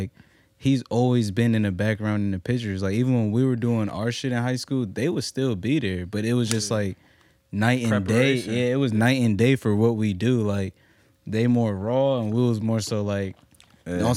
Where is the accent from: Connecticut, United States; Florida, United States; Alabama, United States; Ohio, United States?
Connecticut, United States; New Haven; now in Virginia, United States; I moved here. I'm from Connecticut, New Haven.